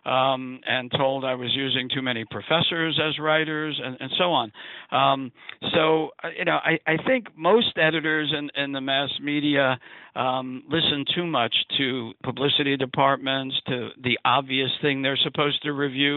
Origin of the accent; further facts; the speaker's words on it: New York City, New York, United States; I grew up in Brooklyn, New York